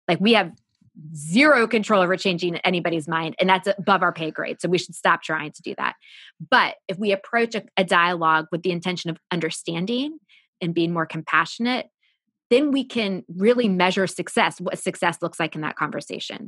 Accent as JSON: {"language": "English", "country": "United States", "tie": "born or raised there", "said": "I grew up just outside Washington, D C."}